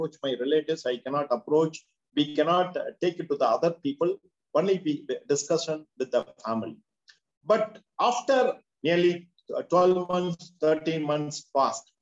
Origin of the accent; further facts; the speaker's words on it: Madurai, Tamil Nadu, India; I am from Madurai.